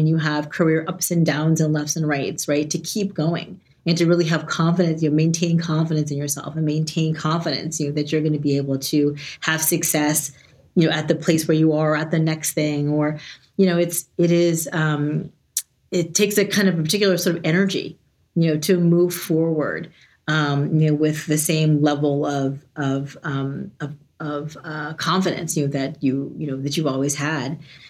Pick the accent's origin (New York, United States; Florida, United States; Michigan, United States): New York, United States; I'm from New York, but I've lived in 12 cities on 3 continents.